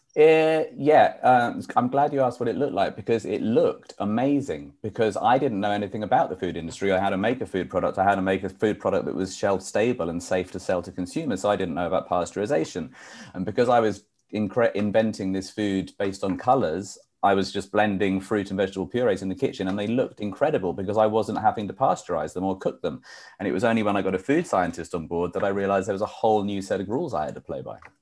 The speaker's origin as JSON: {"language": "English", "country": "United Kingdom", "moved": "as an adult", "lives_now": "New York, United States", "said": "I'm a New Yorker because I've been here for 23 years. But um, I'm originally from the UK."}